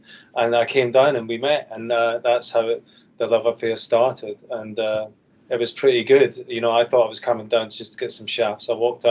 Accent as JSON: {"language": "English", "region": "Scotland", "country": "United Kingdom", "said": "Scottish man who loves golf."}